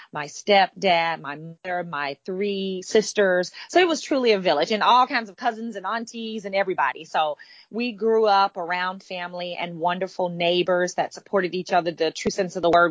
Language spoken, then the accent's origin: English; Demopolis, Alabama, United States; now in Florida, United States; I grew up in a small town called Demopolis, Alabama